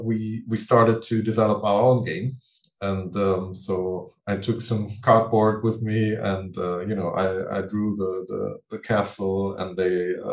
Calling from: Neukirchen-Vluyn, North Rhine-Westphalia, Germany; It's called Neukirchen-Flühen. It's a small town near Düsseldorf.

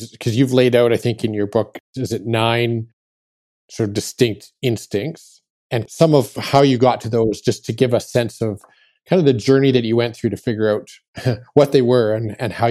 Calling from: Western Canada, Canada; Well, I'm uh, I'm joining you from Western Canada, so it's Sunday afternoon my time.

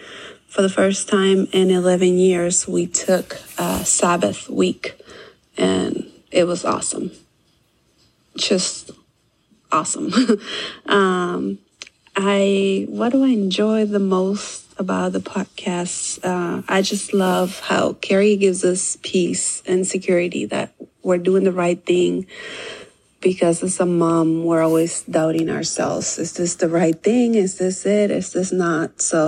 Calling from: Monrovia, California, United States; from Monrovia, California. I have been homeschooling for 11 years.

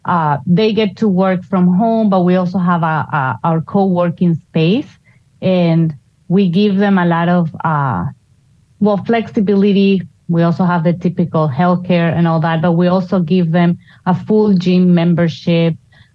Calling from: Cinque Terre, Liguria, Italy; I'm actually calling you from Cinque Terre, Italy.

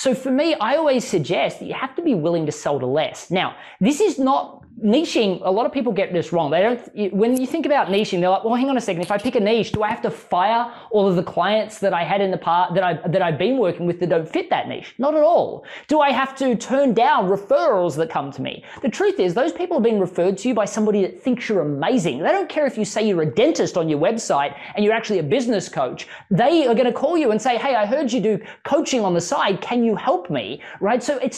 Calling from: Chapel Hill, North Carolina, United States; I'm actually calling in from Chapel Hill, North Carolina

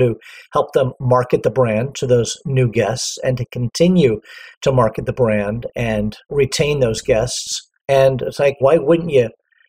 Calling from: Los Angeles, California, United States; I am in sunny Southern California. To be exact, I am probably about 3 miles from the beach and Los Angeles International Airport in a little area called Westchester.

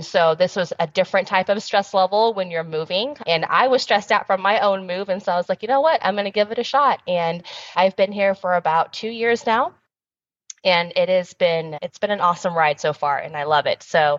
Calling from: Dallas, Texas, United States; I am dialing in from Texas. So we're in Dallas where our headquarters is at.

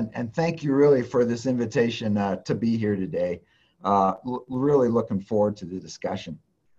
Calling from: Cheyenne, Wyoming, United States; You know, I'm Zooming in from my office right here in Cheyenne.

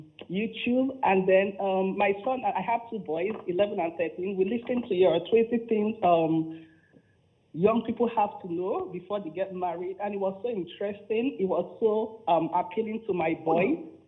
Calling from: Ontario, Canada; I'm calling from Canada.

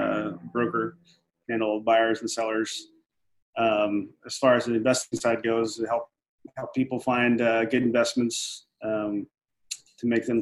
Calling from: Clovis, California, United States; I'm in Central California, Clovis, California, to be exact. It's if you don't know where that's at, it's near Fresno.

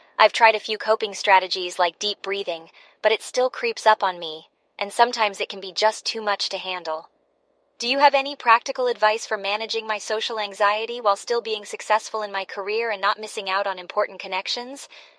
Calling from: Seattle, Washington, United States; Hey BrainWaves … from Seattle.

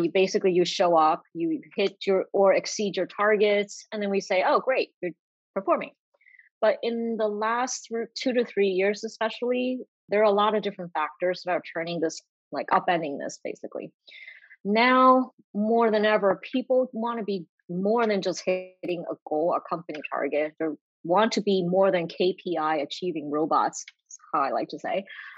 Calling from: Boston, Massachusetts, United States; I'm calling in from Boston, Massachusetts.

